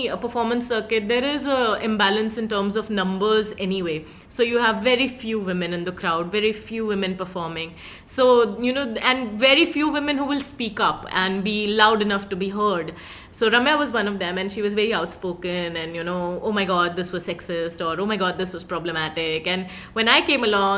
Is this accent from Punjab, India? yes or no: yes; Punjab, India; moved away as an adult; also born or lived in Manipal / Haryana; now in Mumbai, India; I was born in Punjab